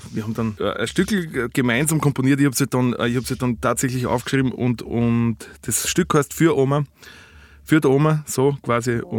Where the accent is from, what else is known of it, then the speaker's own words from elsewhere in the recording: Austria; einen Gig mit dem Ernst Hutter spielen dürfen als Österreicher. Das ist wirklich war ein Ritterschlag.